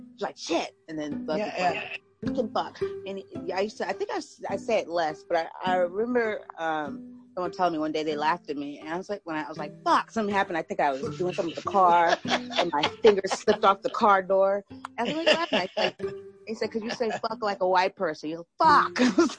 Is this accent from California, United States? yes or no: yes; San Diego, California, United States; San Diego, California.